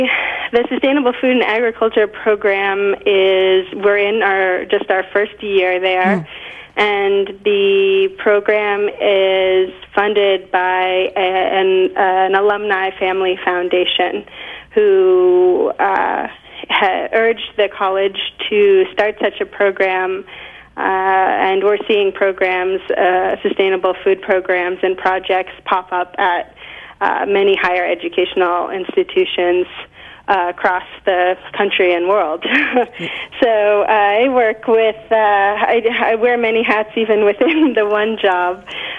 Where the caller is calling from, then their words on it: Great Barrington, Massachusetts, United States; I am calling you from, I am actually in Great Barrington, Massachusetts, right now in South Berkshire County.